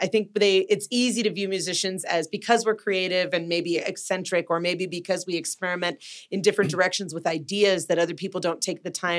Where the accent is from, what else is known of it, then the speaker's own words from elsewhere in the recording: Los Angeles, California, United States; moved away; being from there, and it sounds like I'm bagging on my hometown